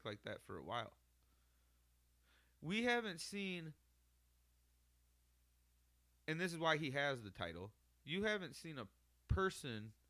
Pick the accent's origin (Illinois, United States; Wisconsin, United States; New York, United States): Illinois, United States; Chicago; we're from Chicago, Illinois area.